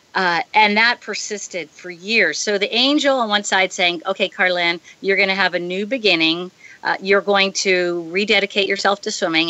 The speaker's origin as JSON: {"language": "English", "town": "San Diego", "region": "California", "country": "United States", "tie": "born or raised there", "moved": "as an adult", "lives_now": "Hawaii, United States", "said": "growing up in San Diego"}